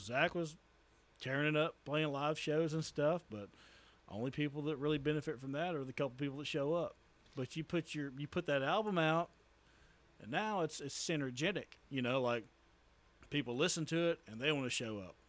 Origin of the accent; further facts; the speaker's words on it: Tyler, Texas, United States; moved away as an adult; also born or lived in Price, Texas / Henderson, Texas; now in Crandall, United States; I'm from the Tyler area.